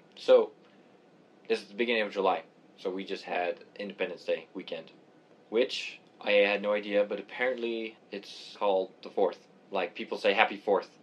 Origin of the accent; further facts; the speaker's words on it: Canada; moved away as an adult; also born or lived in England; now in United States; I grew up in Canada